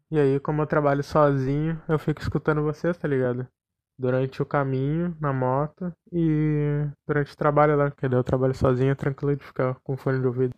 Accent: Porto Alegre, Rio Grande do Sul, Brazil; eu sou de Porto Alegre, Rio Grande do Sul.

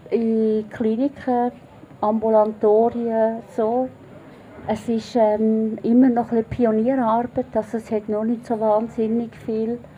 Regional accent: Schwyz, Switzerland; now in Bern, Switzerland; Ich bin im Kanton Schweiz aufgewachsen, lebe jetzt aber schon 21 Jahre in Bern.

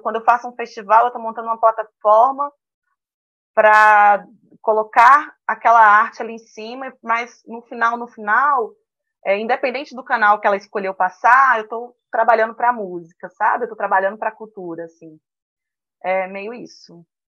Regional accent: Medeiros Neto, Bahia, Brazil; Eu sou baiana, lá do interior da Bahia, de uma cidadezinha chamada Medeiros Neto

